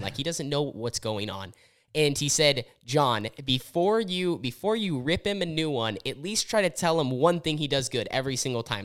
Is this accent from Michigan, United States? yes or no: no; Southern Oregon, United States; I grew up in Southern Oregon where we had racing